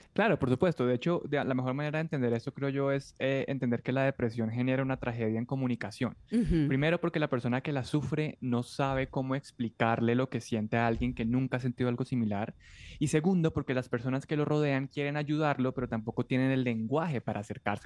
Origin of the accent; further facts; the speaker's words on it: Colombia; yo soy un periodista colombiano